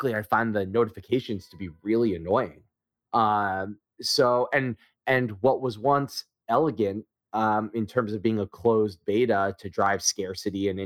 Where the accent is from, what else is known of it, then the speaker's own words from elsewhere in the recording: Philadelphia, Pennsylvania, United States; I'm from Philly